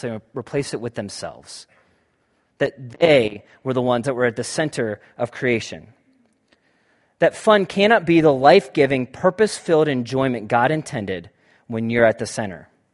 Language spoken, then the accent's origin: English; United States; I'm an American white male